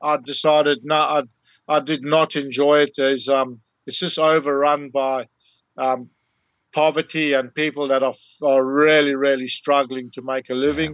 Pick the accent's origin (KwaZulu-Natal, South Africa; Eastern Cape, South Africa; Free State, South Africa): KwaZulu-Natal, South Africa; Zululand; moved away as an adult; now in Port Hedland, Australia; I grew up in Zululand, which is a small – it's almost like a state, or it's like the province of Natal had this extra little piece in it. It was called Zululand. I grew up there